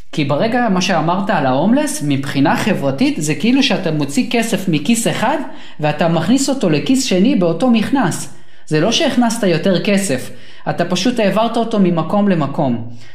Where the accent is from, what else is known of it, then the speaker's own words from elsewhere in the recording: Sharon region, Central District, Israel; also born or lived in Soviet Union; אני ואתה, אנחנו גדלנו באזור השרון